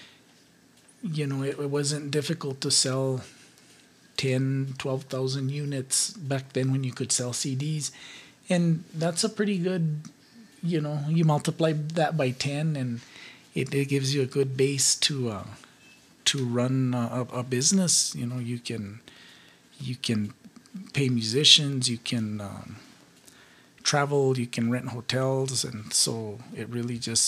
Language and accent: English; Ribera, New Mexico, United States; I grew up in Rivera, a suburb of Rivera, actually. It's called El Coruco.